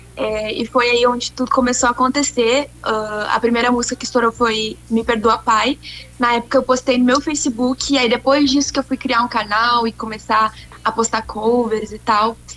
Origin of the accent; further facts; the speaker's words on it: Esteio, Rio Grande do Sul, Brazil; also born or lived in Sapucaia do Sul; sou gaúcha do Rio Grande do Sul. Eu nasci na cidade de Sapucaia do Sul, mas vivi e vivo até hoje na cidade de Esteio